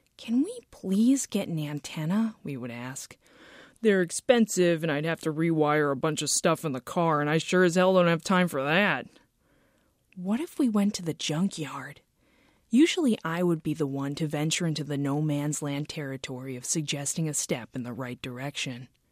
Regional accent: Lake Ronkonkoma, New York, United States; moved away; Growing up in Lake Ronkonkoma

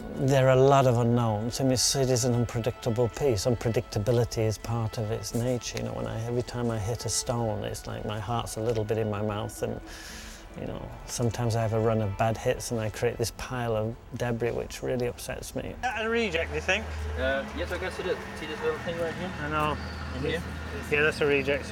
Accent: Yorkshire and the Humber, United Kingdom; Yorkshire is where I was brought up

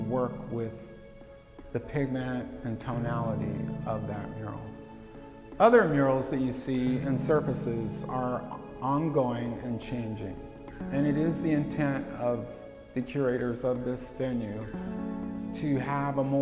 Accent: San Francisco, California, United States; Growing up in San Francisco, the son of a police officer

